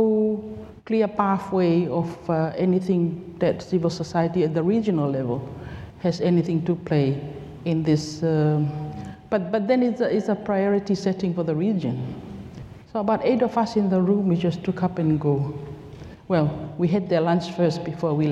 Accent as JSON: {"language": "English", "country": "Tonga", "moved": "as an adult", "lives_now": "Fiji", "said": "I'm from Tonga. I moved to work in Fiji in 2018"}